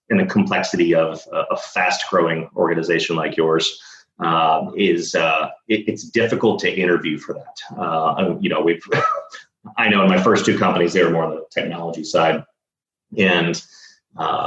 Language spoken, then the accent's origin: English; Dallas, Texas, United States; now in San Diego, United States; I'm from Texas. I'm from Dallas